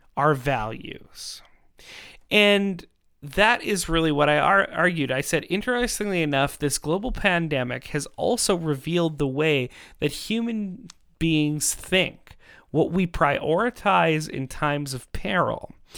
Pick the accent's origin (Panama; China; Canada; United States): Canada; in our country